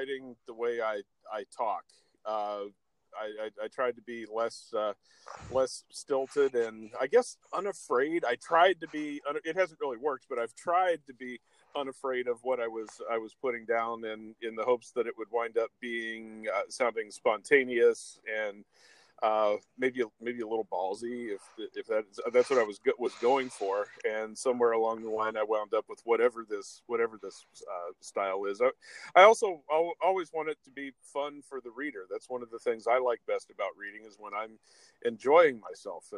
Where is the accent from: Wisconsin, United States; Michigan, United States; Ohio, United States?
Ohio, United States; now in Highland, United States; I live in Highland, Indiana. I'm originally from Ohio